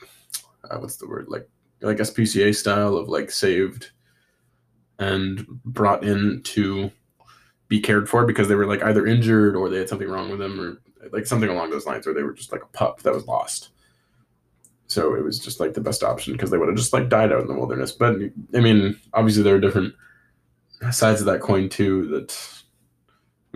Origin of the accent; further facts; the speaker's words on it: North Vancouver, British Columbia, Canada; I love my hometown. I love Vancouver. I love North Vancouver.